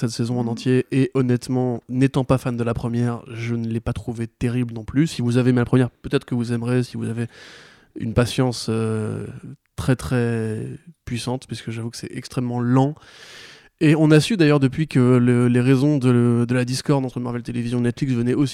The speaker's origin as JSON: {"language": "French", "area": "Alsace", "region": "Grand Est", "country": "France", "said": "je suis alsacien."}